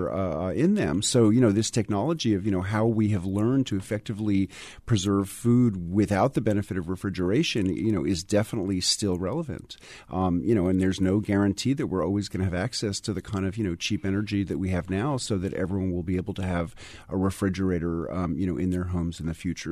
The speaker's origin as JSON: {"language": "English", "town": "New York City", "region": "New York", "country": "United States", "tie": "born or raised there", "moved": "as an adult", "lives_now": "Tennessee, United States", "said": "I, grew up in New York City"}